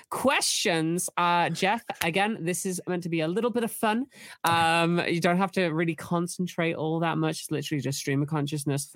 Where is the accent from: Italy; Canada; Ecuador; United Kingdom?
United Kingdom; I'm British